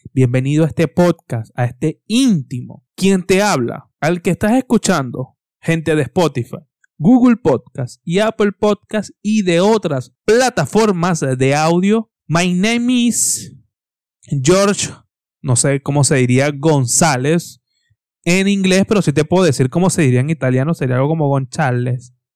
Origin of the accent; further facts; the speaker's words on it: Venezuela; soy venezolano